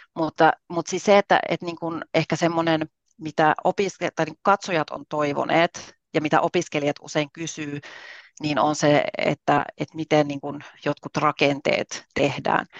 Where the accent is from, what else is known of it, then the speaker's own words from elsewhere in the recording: Southern Finland, Finland; moved away as an adult; now in Rovaniemi, Finland; mä olen kotoisin Etelä-Suomesta